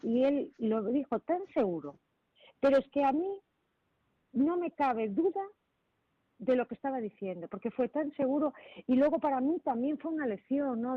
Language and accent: Spanish; Marín, Galicia, Spain; yo soy de Puerto de Mar, soy de Marín